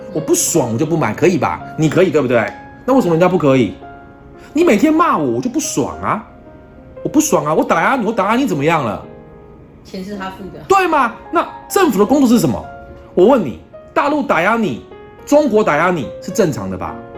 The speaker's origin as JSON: {"language": "Chinese", "country": "Taiwan", "said": "我们台湾人"}